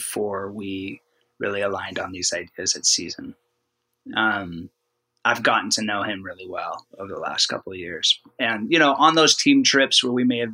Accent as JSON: {"language": "English", "region": "Oregon", "country": "United States", "said": "We're both from Oregon"}